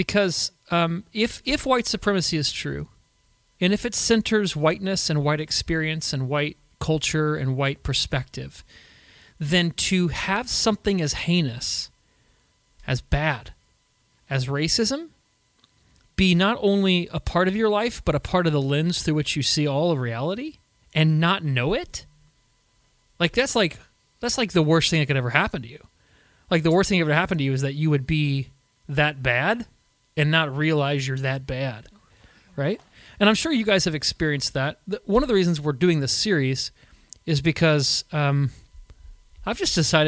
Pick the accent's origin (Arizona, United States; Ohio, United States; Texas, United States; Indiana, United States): Indiana, United States; Indianapolis; born and raised in Indiana here, in Indianapolis